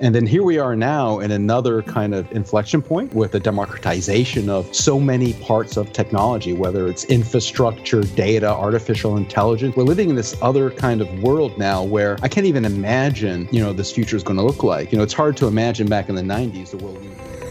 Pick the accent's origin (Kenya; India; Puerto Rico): Puerto Rico; I grew up in Puerto Rico, you know, born and raised